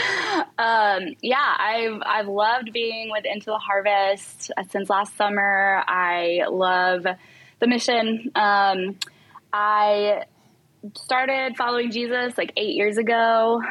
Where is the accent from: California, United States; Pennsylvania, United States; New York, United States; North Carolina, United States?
California, United States; moved away; I am originally from California